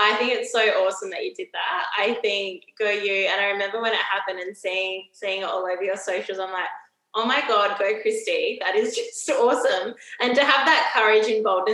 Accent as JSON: {"language": "English", "town": "Adelaide", "region": "South Australia", "country": "Australia", "also_born_or_lived": "Sydney / Melbourne", "moved": "as an adult", "lives_now": "Brisbane, Australia", "said": "I'm actually from Adelaide."}